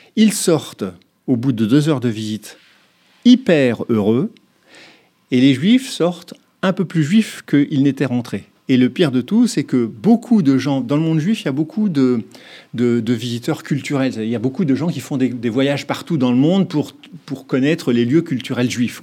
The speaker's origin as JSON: {"language": "French", "country": "France", "said": "en tant que Français"}